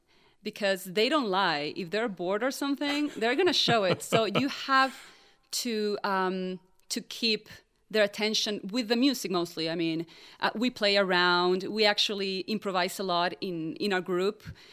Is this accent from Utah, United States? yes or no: yes; Utah, United States; I'm from Utah too, and Utah Opera went to my school when I was little